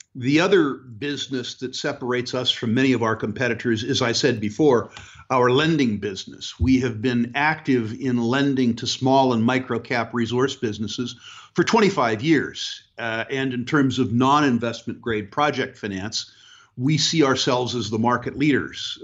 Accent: United States; moved away as an adult; also born or lived in Canada; being American

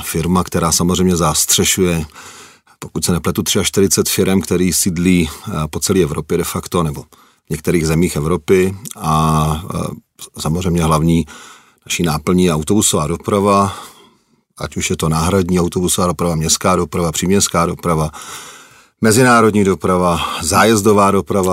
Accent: Czechia; moved away as an adult; also born or lived in Germany; já jsem Čech, jsem hrdý na to, že jsem Čech, ale žil jsem 6,5 roku v Německu

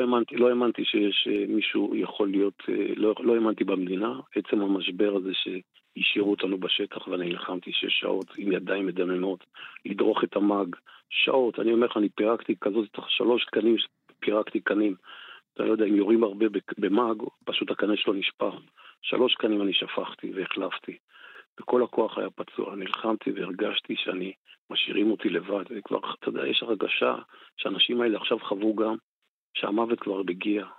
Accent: Golan Heights, Northern District, Israel; אני באתי מרמת הגולן, הייתי, חייתי, אתה יודע, בבועה

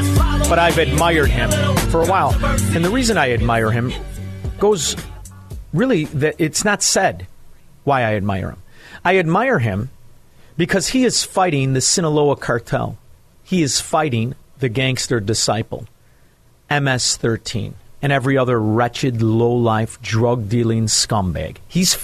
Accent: Chicago, Illinois, United States; being a Chicagoan and working at the South Water Market

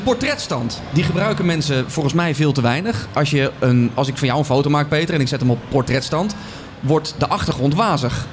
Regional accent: Netherlands; we zijn eh, Hollanders, we zijn Nederlanders

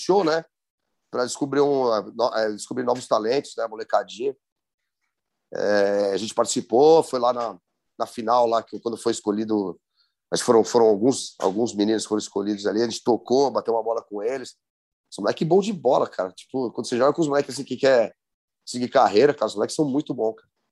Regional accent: São Paulo, Brazil; accent: paulistano

